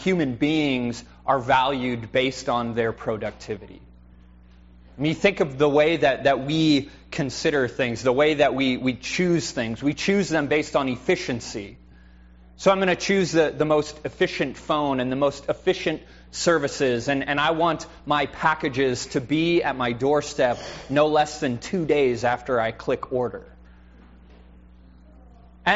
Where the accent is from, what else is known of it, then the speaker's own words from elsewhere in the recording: United States; as American Christians